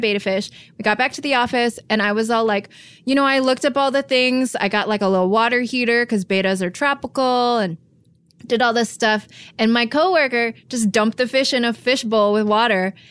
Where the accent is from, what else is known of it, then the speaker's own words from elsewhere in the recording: Michigan, United States; also born or lived in San Francisco; now in Los Angeles, United States; I was born and raised in Michigan